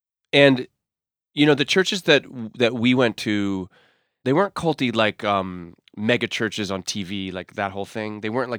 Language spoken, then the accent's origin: English; Massachusetts, United States; But I want you to understand that, like, I grew up in Massachusetts.